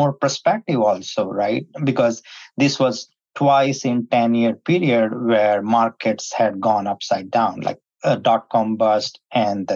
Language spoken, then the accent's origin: English; India; moved away as an adult; now in United States; I was born in India and migrated to the United States in the 90s in the tech boom.